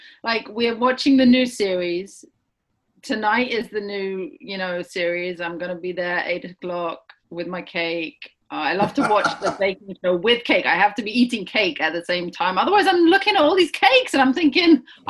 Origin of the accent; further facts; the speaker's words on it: Cambridge, East of England, United Kingdom; first language English; also born or lived in Hull / Oxford; I'm originally from a little town up north called Hull, which is where my parents went to university. And I was born there. And then we moved 6 months later to Cambridge. And then I never really left Cambridge